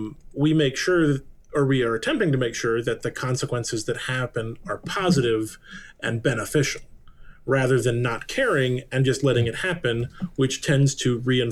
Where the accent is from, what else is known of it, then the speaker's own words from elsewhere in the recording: Texas, United States; And I don't even like being called a Yankee because I'm from Texas.